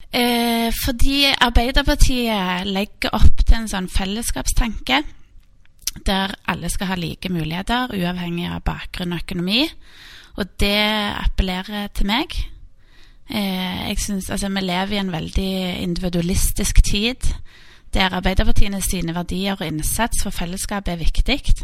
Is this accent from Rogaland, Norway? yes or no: yes; Stavanger, Rogaland, Norway; der jeg vokste opp, eh, Storhaugmarken, som er en sånn grønn oase midt i, midt i byen